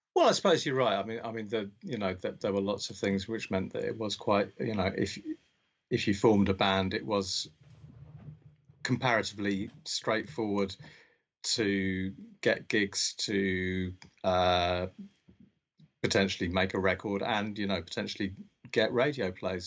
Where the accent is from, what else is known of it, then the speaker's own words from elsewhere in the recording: Berkshire, South East England, United Kingdom; also born or lived in Scotland; I was born in Scotland, but um, uh, from quite young I uh, grew up in Berkshire